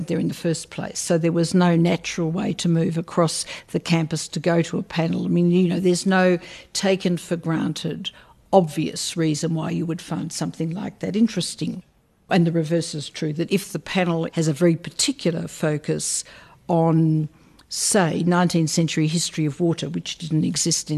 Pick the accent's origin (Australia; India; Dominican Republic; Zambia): Australia; I'm an Australian, and until the present Prime Minister, we were a very secular people.